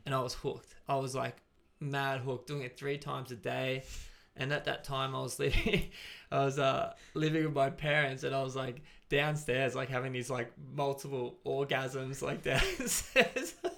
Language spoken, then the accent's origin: English; Gold Coast, Queensland, Australia; now in Brisbane, Australia; I was from the Gold Coast.